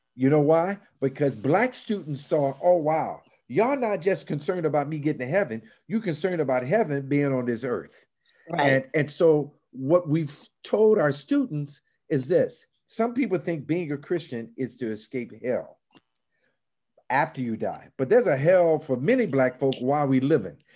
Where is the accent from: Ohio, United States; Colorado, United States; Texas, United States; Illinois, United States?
Illinois, United States; Chicago; I grew up in Chicago, but I grew up in an era where we would still have segregated housing